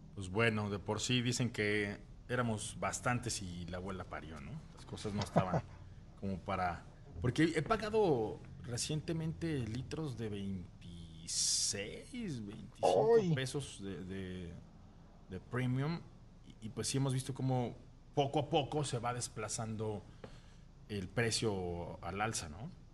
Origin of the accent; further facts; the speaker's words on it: Mexico; nuestro país